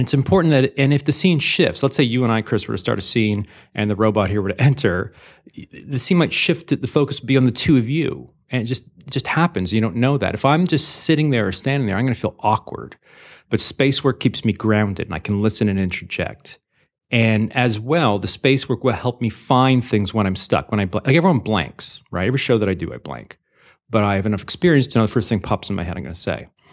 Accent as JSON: {"language": "English", "country": "Canada", "also_born_or_lived": "Los Angeles, United States", "moved": "yes", "said": "I'm a Canadian Jew"}